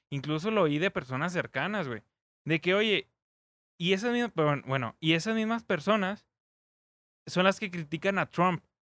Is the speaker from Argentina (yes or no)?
no; Mexico; el mexicano sí es una. somos un país que discrimina.